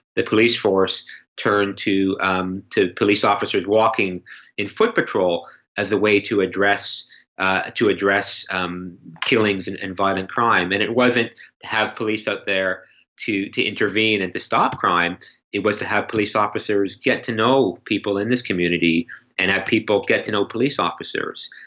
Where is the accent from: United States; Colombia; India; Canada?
Canada; as a Canadian